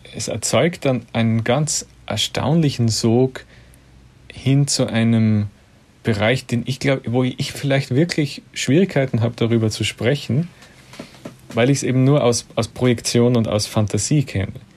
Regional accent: Austria; als Österreicher

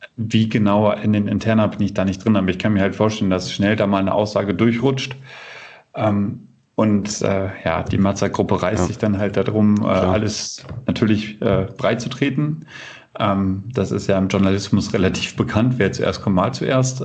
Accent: Bückeburg, Lower Saxony, Germany; moved away as an adult; also born or lived in Würzburg, Germany; now in Kiel, Germany; ich bin in der Region geboren, in Bückeburg

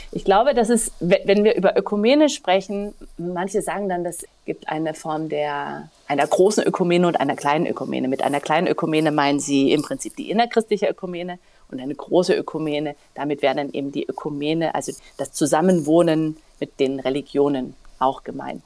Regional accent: Dresden, Saxony, Germany; moved away as an adult; also born or lived in Asunción, Paraguay; Ich komme aus Dresden gebürtig

